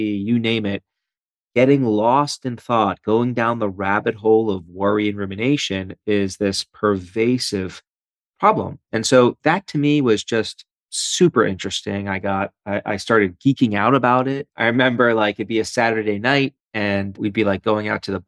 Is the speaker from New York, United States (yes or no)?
yes; New York City, New York, United States; moved away as an adult; also born or lived in Philadelphia, United States / Ann Arbor, Michigan, United States; now in Michigan, United States; I'm a born and bred East Coaster. So I grew up in Brooklyn